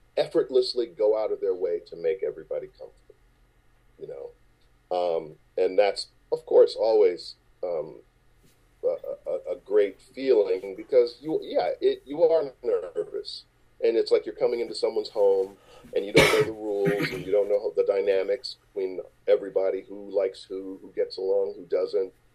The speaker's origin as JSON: {"language": "English", "town": "Chicago", "region": "Illinois", "country": "United States", "tie": "born or raised there", "moved": "yes", "said": "I grew up in Chicago"}